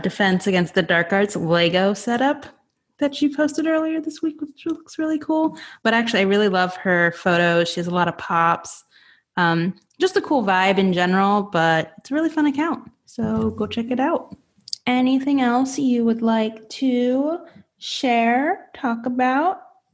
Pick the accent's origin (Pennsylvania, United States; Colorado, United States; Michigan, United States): Pennsylvania, United States; Yeah, she's from the area where I grew up in Pennsylvania when we were younger.